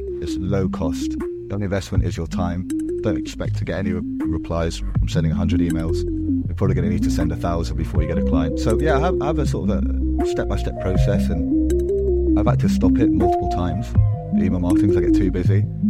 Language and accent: English; Marbella, Andalusia, Spain; accent: English; also born or lived in Portugal; I was born in Portugal and then grew up in Marbella, which is in the south of Spain.